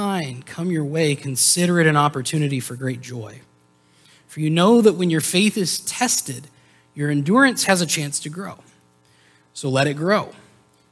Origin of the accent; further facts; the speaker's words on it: Shenandoah Valley, Virginia, United States; also born or lived in Texas; I am originally from the great, mighty state of Texas. And my family moved to Virginia when I was 8 years old, and I spent the rest of my childhood growing up in the Shenandoah Valley.